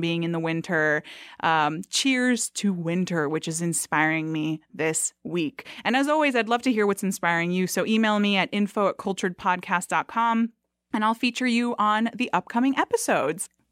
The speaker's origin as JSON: {"language": "English", "town": "Miami", "region": "Florida", "country": "United States", "moved": "yes", "lives_now": "Atlanta, United States", "said": "I'm also from Miami and now live in Atlanta, Georgia"}